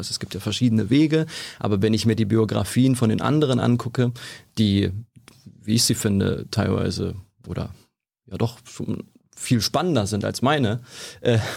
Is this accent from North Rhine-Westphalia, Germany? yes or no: yes; Krefeld, North Rhine-Westphalia, Germany; moved away; wir kommen beide aus NRW ursprünglich. Ich komme aus Krefeld